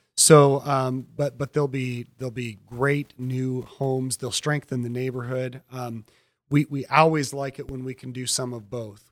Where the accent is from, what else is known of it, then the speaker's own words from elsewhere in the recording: Elkhart, Indiana, United States; also born or lived in Goshen; I grew up in Elkhart